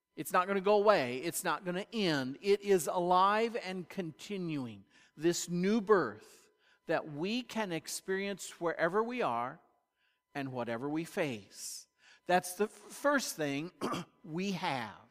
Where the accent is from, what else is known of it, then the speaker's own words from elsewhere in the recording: United States; American Christians